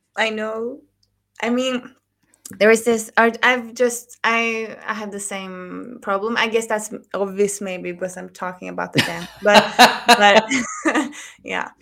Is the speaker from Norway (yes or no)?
yes; Norway; I live in Oslo. I'm from Norway.